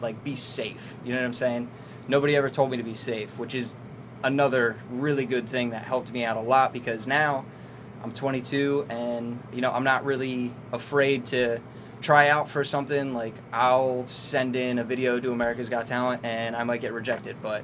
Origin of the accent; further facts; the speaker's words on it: Hamilton, New Jersey, United States; also born or lived in Trenton, New Jersey; I'm 22. I'm from Hamilton